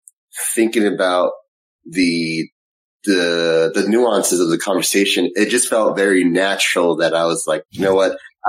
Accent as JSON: {"language": "English", "town": "Riverside", "region": "California", "country": "United States", "tie": "born or raised there", "said": "I'm from California, Southern California, born and raised out here. From a city called Riverside."}